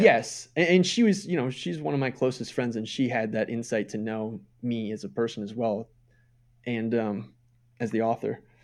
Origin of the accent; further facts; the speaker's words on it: Minnesota, United States; moved away as an adult; I moved away from Minnesota in two thousand eight